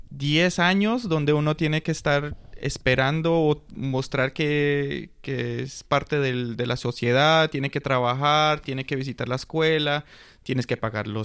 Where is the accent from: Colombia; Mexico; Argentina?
Colombia; now in Spain; como nosotros estábamos, como buen colombiano, estábamos un poco retrasados con los papeles